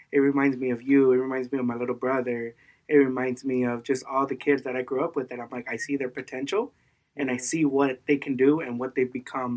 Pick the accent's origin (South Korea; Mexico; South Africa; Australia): Mexico; I was born in Mexico